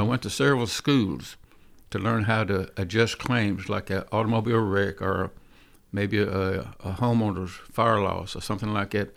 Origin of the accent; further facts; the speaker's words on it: Nashville, Tennessee, United States; I was born in, uh, Nashville, East Nashville. I was raised in East Nashville, went to school in East Nashville.